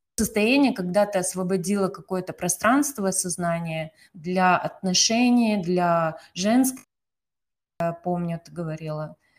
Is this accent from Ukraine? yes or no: no; Kazakhstan; я из Казахстана